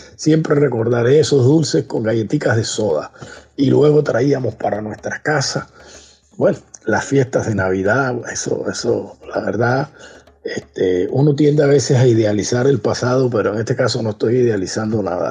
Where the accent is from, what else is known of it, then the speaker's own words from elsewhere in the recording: Cartagena, Bolívar, Colombia; yo crecí en Torices, pasé mi infancia en los años 50 y 60 mi infancia y, algo de mi adolescencia antes de, mudarme de Torices